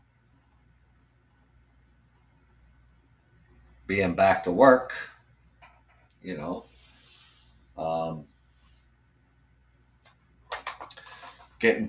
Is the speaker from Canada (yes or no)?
yes; Canada; as a Canadian